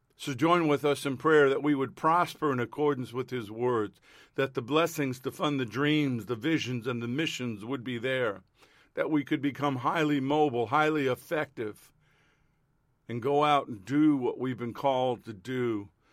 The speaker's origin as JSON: {"language": "English", "country": "United States"}